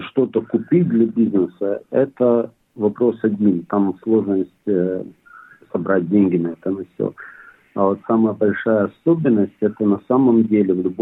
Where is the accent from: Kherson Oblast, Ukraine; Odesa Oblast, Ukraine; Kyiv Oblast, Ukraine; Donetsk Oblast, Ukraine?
Kyiv Oblast, Ukraine; Bila Tserkva; now in Australia; Мы с Украины. Очень такой город, он сам, сам по себе небольшой, но очень красивый. Белая церковь.